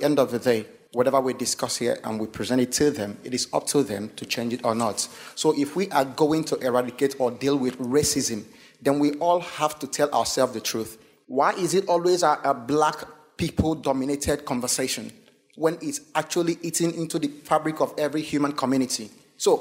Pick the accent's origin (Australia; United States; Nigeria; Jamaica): Nigeria; now in Preston, United Kingdom; I'm a Nigerian and I live in Preston, Lancashire here.